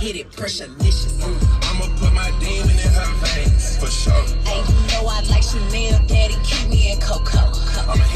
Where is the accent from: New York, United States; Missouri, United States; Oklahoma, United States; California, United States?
New York, United States; New York City; I was born in New York. I used to go to PS 71 out there in the Bronx